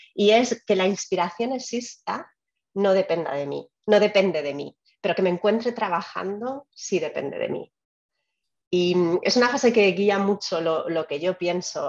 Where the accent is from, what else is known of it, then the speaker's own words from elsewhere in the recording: Spain; moved away as an adult; also born or lived in Albacete; now in United States; Yo creo que soy más española desde que estoy fuera de España